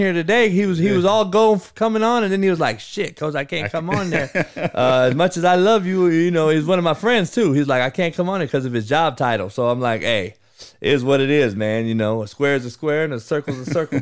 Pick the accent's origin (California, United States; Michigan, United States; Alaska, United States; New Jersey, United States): California, United States; Southern; I'm from the SoCal